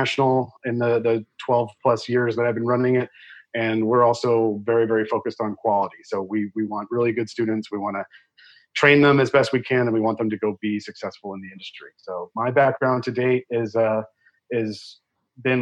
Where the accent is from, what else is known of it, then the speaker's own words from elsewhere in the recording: Rhode Island, United States; moved away as an adult; also born or lived in Washington, D.C.; now in San Diego, United States; I'm from Rhode Island originally